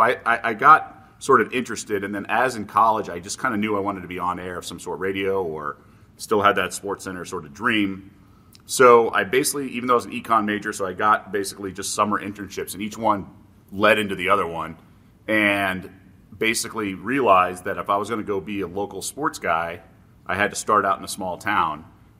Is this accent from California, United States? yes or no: yes; Los Angeles, California, United States; So I grew up in Los Angeles, and the print edition in the Valley is very high school driven.